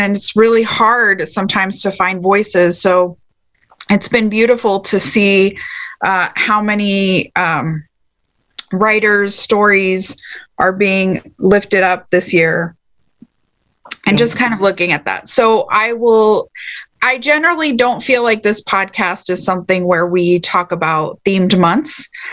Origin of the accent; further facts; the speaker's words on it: Texas, United States; growing up in Texas